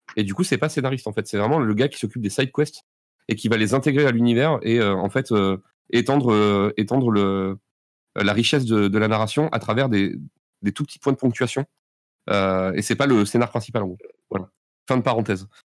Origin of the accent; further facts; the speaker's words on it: Bordeaux, Nouvelle-Aquitaine, France; on est bordelais